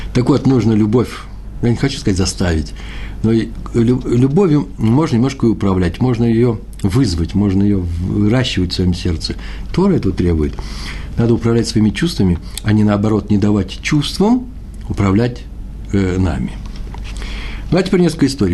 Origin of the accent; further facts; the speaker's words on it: Moscow, Russia; moved away; я москвич